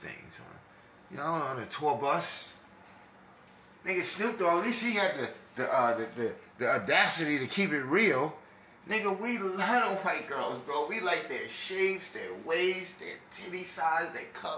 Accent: New York, United States; now in Texas, United States; I talk like this because I'm from New York, but I've been raised significantly in Texas, a place I would die for

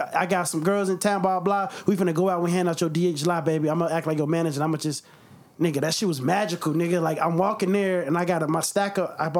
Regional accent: Chicago, Illinois, United States; You know, I'm from Chicago

